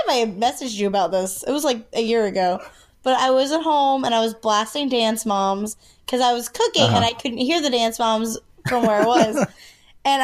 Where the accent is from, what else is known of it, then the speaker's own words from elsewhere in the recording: Sumter, South Carolina, United States; now in Columbia, United States; that's in Sumter. That's in my hometown